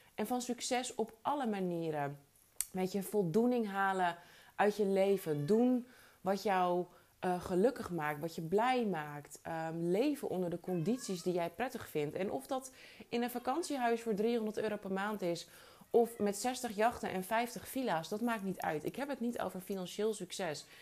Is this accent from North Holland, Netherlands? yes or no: yes; Alkmaar, North Holland, Netherlands; moved away; also born or lived in New York; uit Alkmaar